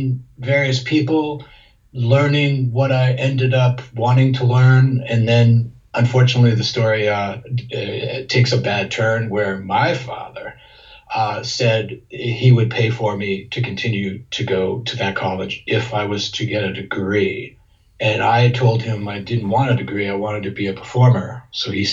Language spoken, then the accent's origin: English; South Florida, United States; also born or lived in Massachusetts; I was born in Massachusetts and grew up there till I was 8. And then my mother remarried. When she remarried, it was to a man who brought us to Florida, to South Florida. So I grew up there